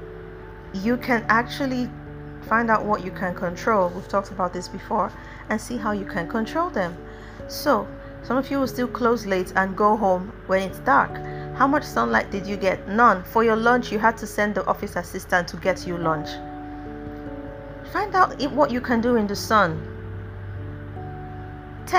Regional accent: Nigeria; as a Nigerian

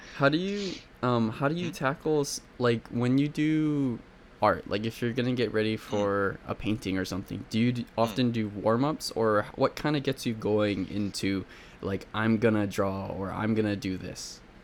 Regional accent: Hawaii, United States; I'm from Hawaii, actually, so I'm, like, right in the middle oh. of the oh. Pacific Ocean.

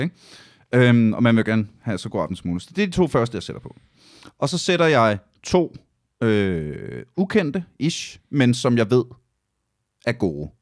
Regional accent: Aalborg, North Denmark Region, Denmark; jeg kommer fra Aalborg

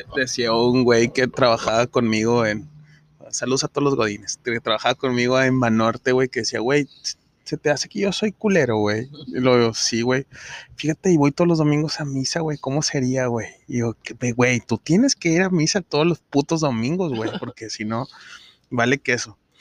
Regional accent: Monterrey, Nuevo León, Mexico; nosotros como regios

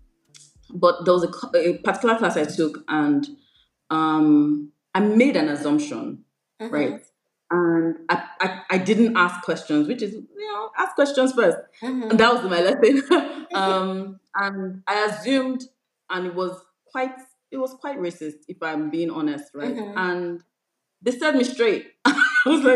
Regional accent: Nigeria

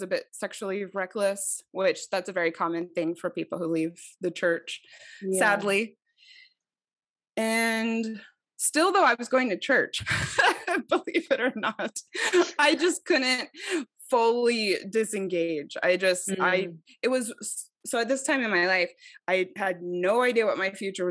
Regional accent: Mesa, Arizona, United States; moved away as an adult; also born or lived in Idaho; I'm from Mesa

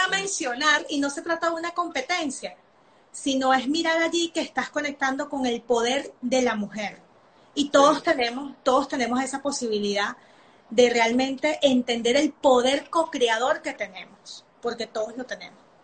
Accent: Venezuela; moved away; Yo soy nacida en Venezuela

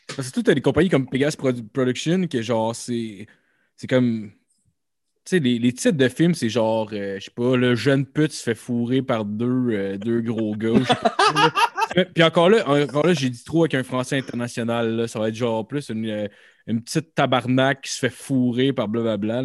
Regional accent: Sainte-Julie, Quebec, Canada; Les deux, on vient de Saint-Julie

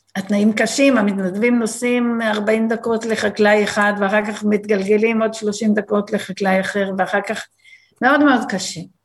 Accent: Be'eri, Southern District, Israel; also born or lived in New Jersey, United States; אני בת קיבוץ בארי

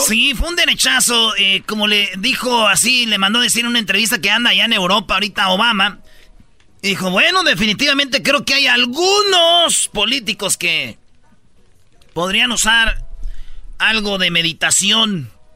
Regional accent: Mexico

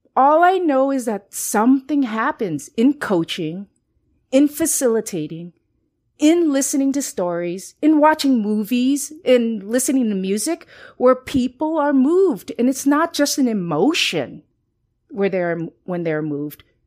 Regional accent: Los Angeles, California, United States; also born or lived in Costa Rica; I am of Chinese descent, but I was born in Costa Rica and I grew up in Los Angeles in, uh, Northeast L A, a very Chicano neighborhood

